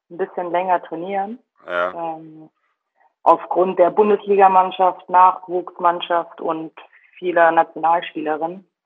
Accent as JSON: {"language": "German", "region": "Baden-Württemberg", "country": "Germany", "said": "Also ich, ich komme aus dem Schwabenland, ähm, habe da angefangen Fußball zu spielen, damals beim SV Poltring und SV Unterjesing bei den Mädels dann, ehe es dann mich nach äh, Sindelfingen gezogen hat."}